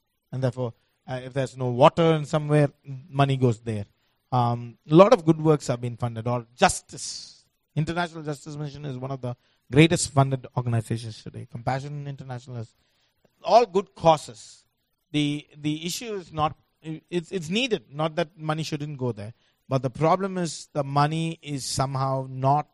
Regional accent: India; I come from India

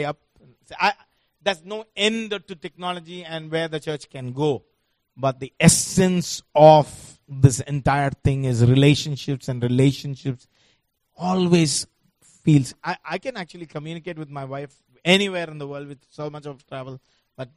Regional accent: India; I come from India

